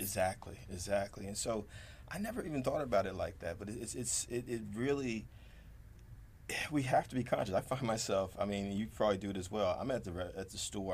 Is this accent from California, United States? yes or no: no; Jersey City, New Jersey, United States; grew up in Jersey City